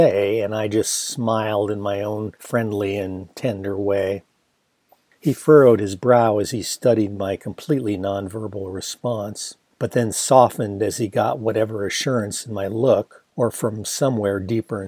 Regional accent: Ann Arbor, Michigan, United States; my hometown was named after two women named Ann, who settled the town with their husbands and were into planting things, thus the name Arbor

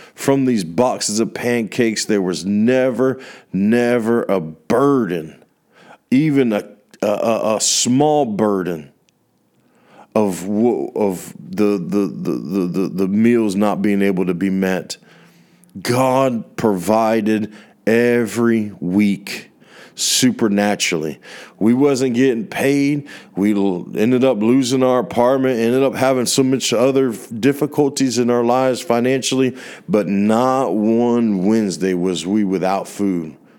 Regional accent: United States; from my worldview as a American

